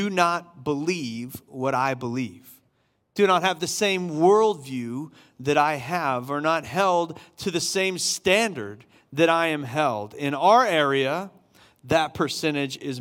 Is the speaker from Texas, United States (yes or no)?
no; Summerville, South Carolina, United States; I grew up in Somerville, South Carolina, in a Baptist church